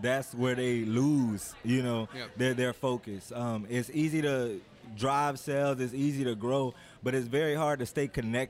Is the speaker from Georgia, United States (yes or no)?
yes; Georgia, United States; now in Louisiana, United States; Two of them are from New Orleans, and I'm from Georgia.